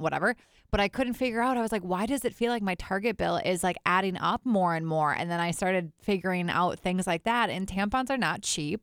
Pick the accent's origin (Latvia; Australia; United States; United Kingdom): United States; Fond du Lac, Wisconsin; now in Minneapolis, United States; I grew up in Fond du Lac, Wisconsin, which is basically like its own town.